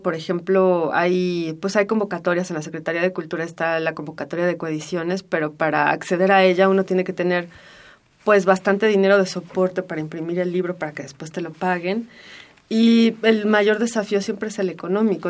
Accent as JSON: {"language": "Spanish", "region": "Mexico City", "country": "Mexico", "tie": "born or raised there", "said": "pienso en Donceles como un lugar en el que, en el que crecí, corrí"}